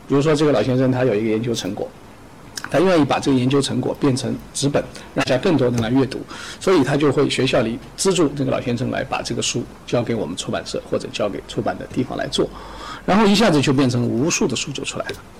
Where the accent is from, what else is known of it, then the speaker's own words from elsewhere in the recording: China; 我们中国人自己的